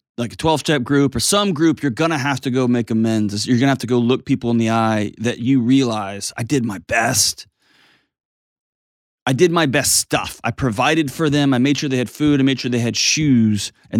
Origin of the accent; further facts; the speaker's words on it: San Antonio, Texas, United States; because I'm freaking … from San Antonio, dude.